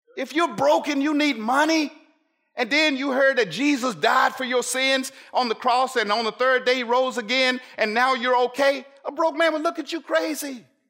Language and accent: English; United States; As an American Christian